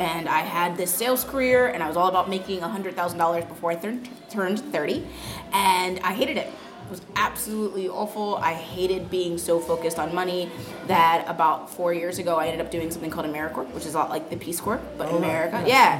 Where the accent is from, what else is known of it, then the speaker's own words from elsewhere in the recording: Maryland, United States; moved away as an adult; also born or lived in Orlando, Florida; So I was born and raised on the east coast of the United States in a state called Maryland. And it's very nice. It's actually a really liberal state as well.